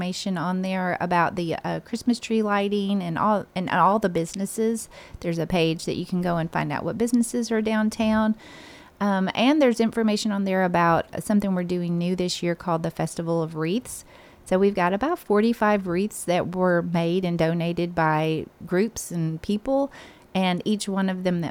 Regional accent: Ripley, Tennessee, United States; now in Murfreesboro, United States; Ripley, Tennessee, which is my hometown

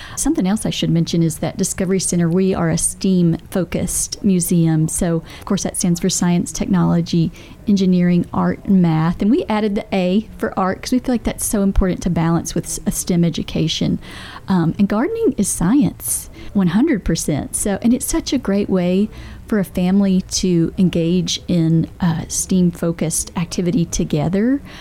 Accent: Bedford County, Tennessee, United States; also born or lived in Rutherford County, Tennessee; I grew up in Bedford County where we did not have a lot of resources like we do here in Rutherford County

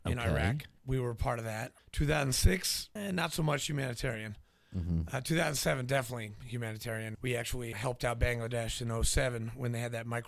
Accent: New Hampshire, United States; also born or lived in Nashville, Tennessee; I was born in Nashville, grew up in New Hampshire

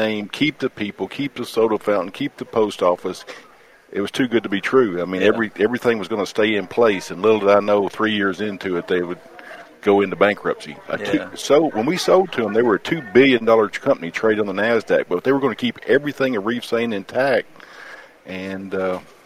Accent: Bell Buckle, Tennessee, United States; my hometown in Bellbuckle

